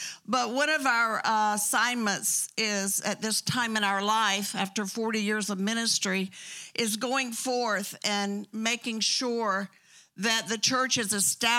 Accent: Bartow, Florida, United States; born there; Do I sound real Southern? Because I was born in Bartow, Florida.

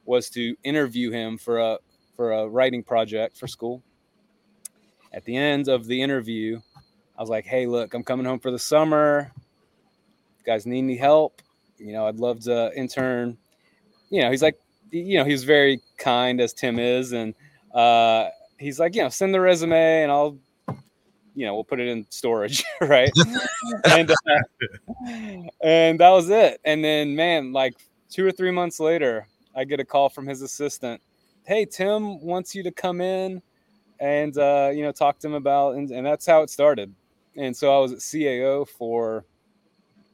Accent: Nashville, Tennessee, United States; I grew up in Nashville

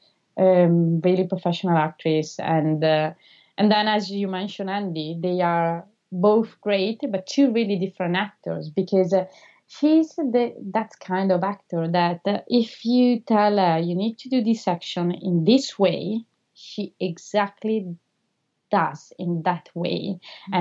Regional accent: Italy; first language Italian; English is a second language; moved away; I'm also Italian, so I don't know how she will perceive my accent.

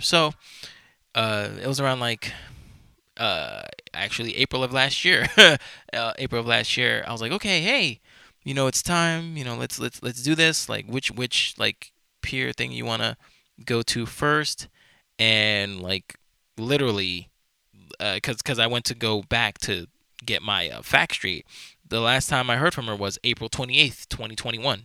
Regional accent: New York, United States; I'm from New York, I have been my entire life

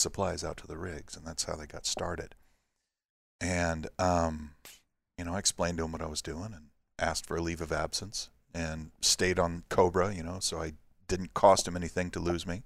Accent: Santa Barbara, California, United States; moved away as an adult; also born or lived in Alaska; now in Gulfport, United States; I was born and raised in Santa Barbara, California

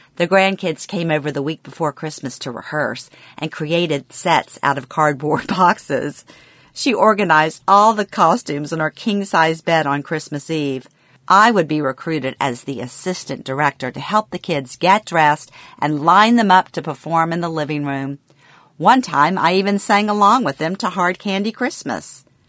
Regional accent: Louisiana, United States; born or raised there; moved away as an adult

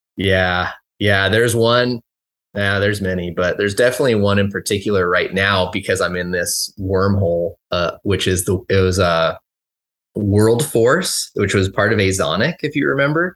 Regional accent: Los Angeles, California, United States; moved away as an adult; now in Bend, United States; I grew up in Southern California, Lo, the Los Angeles area

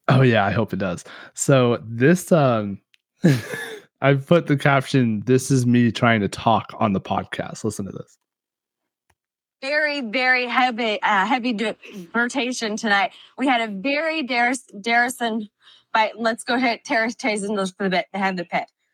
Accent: Kansas, United States; we're from Kansas and we know how to grow some corn

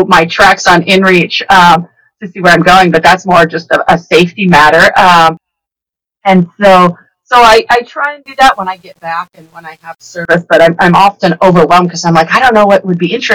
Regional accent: Washington, United States; moved away; I grew up in Washington

